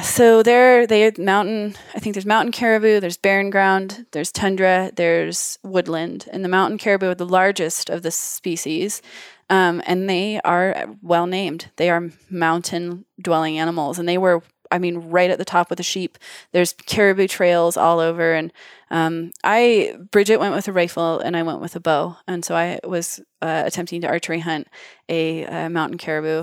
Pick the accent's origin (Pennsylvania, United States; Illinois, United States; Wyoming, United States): Wyoming, United States; I'm in Wyoming. I grew up in Wyoming